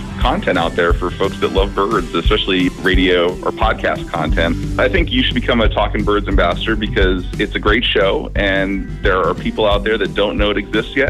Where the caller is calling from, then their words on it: Sacramento, California, United States; I'm calling from Sacramento, California.